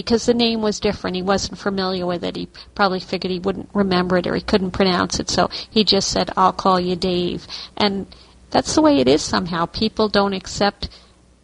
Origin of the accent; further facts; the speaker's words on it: New York, United States; I'm from New York